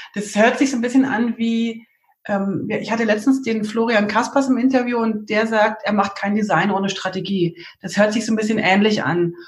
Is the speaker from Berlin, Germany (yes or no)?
yes; Berlin, Germany; accent: Berlin; ich gebe mir so große Mühe mit Hochdeutsch, aber wie, wie das so ist als Berlinerin.